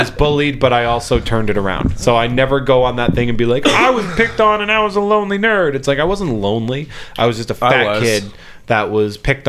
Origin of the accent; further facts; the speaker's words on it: East Coast, United States; I'm from the East Coast. I don't understand that reference.